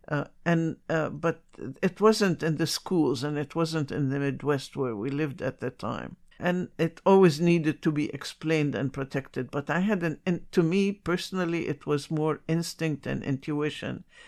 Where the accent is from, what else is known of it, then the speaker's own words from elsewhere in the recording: Jerusalem, Palestine; now in New York City, United States; I was born in Jerusalem before Israel was ever created. So, in my memory is a very wonderful society